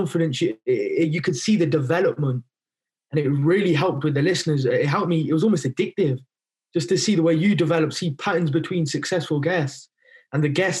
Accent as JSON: {"language": "English", "town": "Coventry", "region": "West Midlands", "country": "United Kingdom", "said": "I'm from Coventry."}